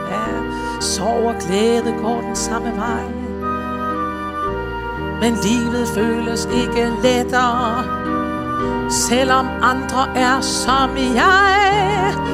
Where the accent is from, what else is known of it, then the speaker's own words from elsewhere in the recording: Aalborg, North Denmark Region, Denmark; Jeg kommer fra Aalborg.